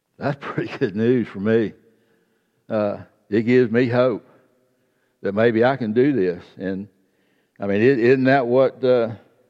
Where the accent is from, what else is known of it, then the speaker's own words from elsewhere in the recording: South Georgia, United States; I grew up in South Georgia in a farming community